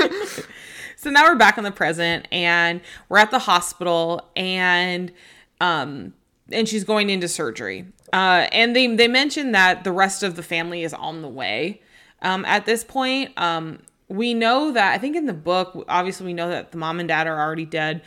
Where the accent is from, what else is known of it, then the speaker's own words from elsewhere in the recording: the Northwest, Pacific Northwest, United States; now in Arizona, United States; growing up in the Northwest